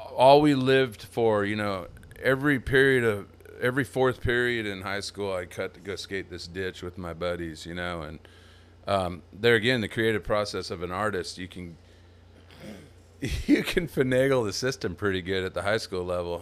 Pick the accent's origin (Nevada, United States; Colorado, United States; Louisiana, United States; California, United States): California, United States; Templeton; moved away as an adult; also born or lived in East Bay area, California; now in Texas, United States; my hometown, Templeton, California